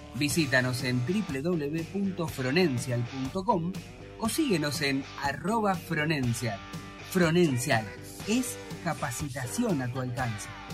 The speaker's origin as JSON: {"language": "Spanish", "region": "Buenos Aires", "country": "Argentina", "tie": "born or raised there", "said": "me crié en un barrio quemero"}